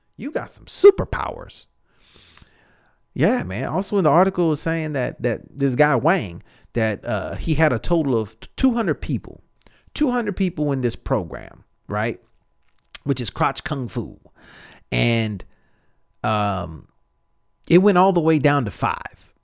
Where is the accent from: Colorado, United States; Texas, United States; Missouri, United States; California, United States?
Texas, United States; I'm, I'm from Texas.